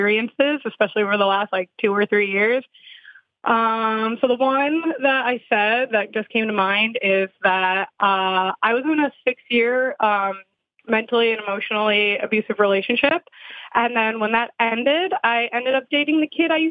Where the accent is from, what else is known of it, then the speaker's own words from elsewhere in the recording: New Jersey, United States; I'm also from New Jersey